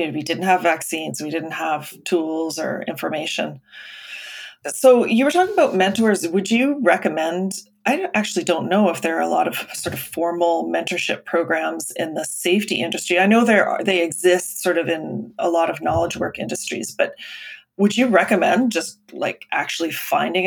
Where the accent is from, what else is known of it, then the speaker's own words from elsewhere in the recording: Alberta, Canada; moved away; I grew up in Alberta